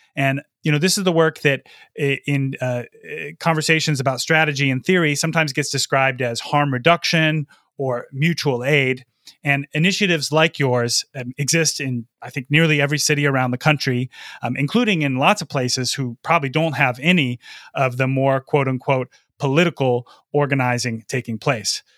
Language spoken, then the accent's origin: English; Lansing, Michigan, United States; I'm recording from my hometown of Lansing, Michigan